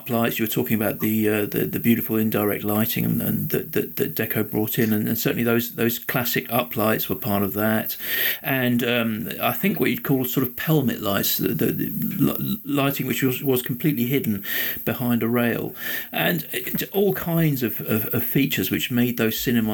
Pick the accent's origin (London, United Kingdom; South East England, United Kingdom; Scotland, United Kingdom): London, United Kingdom; I grew up in Tooting in South London